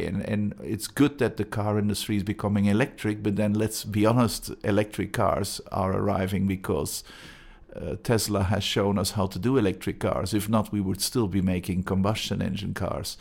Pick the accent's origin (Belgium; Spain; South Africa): Belgium; Antwerp, Flanders; English is a second language; moved away as an adult; now in Gothenburg, Sweden; I'm originally from Antwerp, Belgium